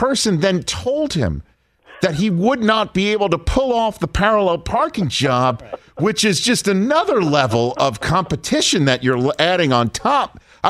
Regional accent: New York, United States; I'm a New Yorker.

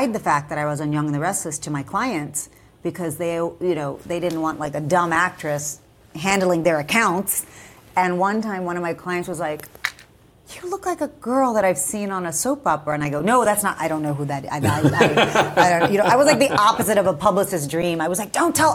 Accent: Texas, United States; growing up in Texas, you know, my family was under five different flags without ever moving

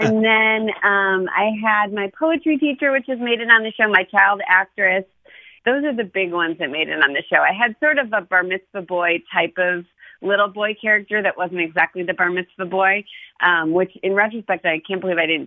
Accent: Ohio, United States; I'm from Ohio

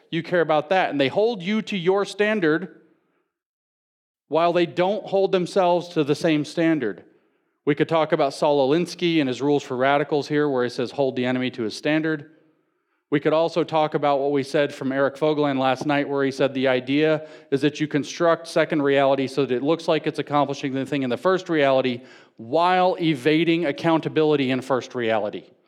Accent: the South, United States; I'm from the South

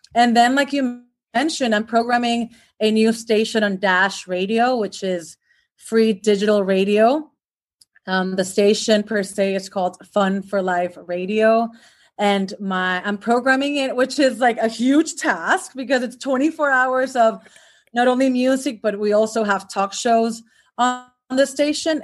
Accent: Puerto Rico; moved away as an adult; now in Los Angeles, United States; I was born and raised in Puerto Rico, which is an island in the Caribbean

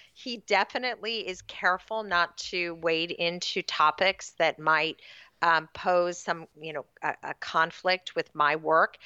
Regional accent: Sacramento, California, United States; I grew up, uh, out in what was then a very rural part of Sacramento County

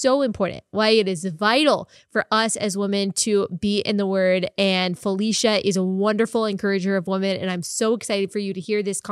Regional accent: Texas, United States; I grew up in Texas

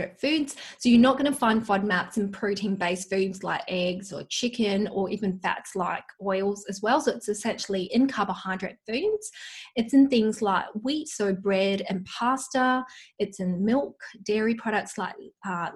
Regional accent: Malaysia; moved away; I come from Malaysia, so I've got an Asian heritage, and back home, you know, my mum would use lots of garlic and onion in her cooking

